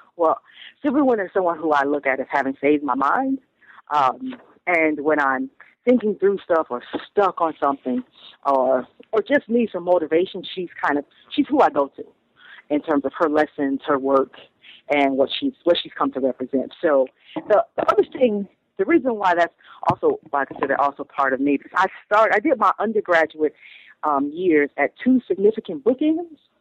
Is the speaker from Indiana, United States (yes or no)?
no; Toledo, Ohio, United States; moved away as an adult; also born or lived in Stanford, California; now in Brooklyn, United States; I grew up in Toledo, Ohio